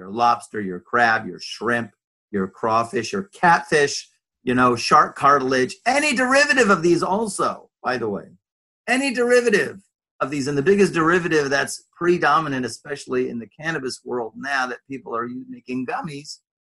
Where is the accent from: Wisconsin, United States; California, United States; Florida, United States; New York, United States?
California, United States; Los Angeles; moved away; also born or lived in Jerusalem; I was raised Reform in Los Angeles, California